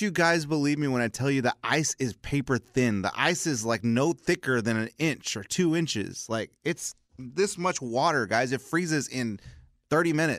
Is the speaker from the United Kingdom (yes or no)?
no; South Texas, United States; I grew up in South Texas